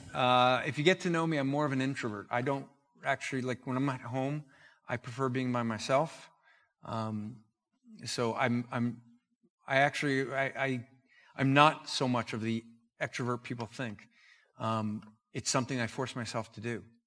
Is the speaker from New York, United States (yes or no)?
no; New Jersey, United States; I'm from New Jersey